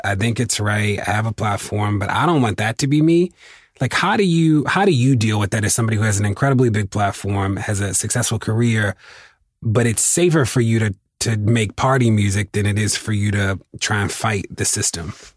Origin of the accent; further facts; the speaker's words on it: Baltimore, Maryland, United States; my my hometown is uh, is a great example